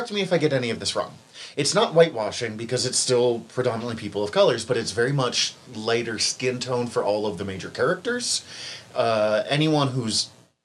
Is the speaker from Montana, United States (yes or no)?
yes; Missoula, Montana, United States; my hometown